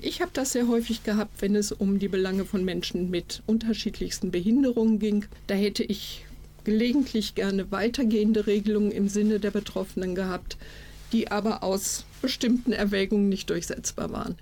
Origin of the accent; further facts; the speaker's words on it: Iserlohn, North Rhine-Westphalia, Germany; Kommunalpolitik hier in Iserlohn, in meiner Heimatstadt